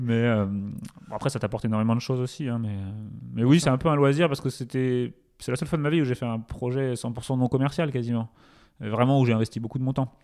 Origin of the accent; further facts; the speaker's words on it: Touraine, a small town near Tours, Centre-Val de Loire, France; moved away; also born or lived in Paris; j'ai grandi en Touraine, du coup, dans une petite ville à côté de Tours